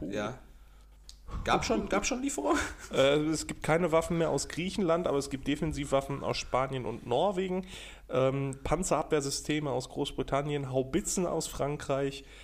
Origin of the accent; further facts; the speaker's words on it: Austria; Äh, Digga, ich bin Österreicher.